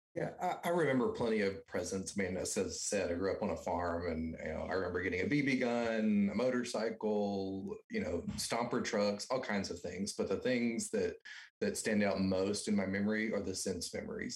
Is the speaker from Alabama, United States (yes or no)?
yes; Alabama, United States; now in Texas, United States; I am from Alabama. I grew up the youngest of four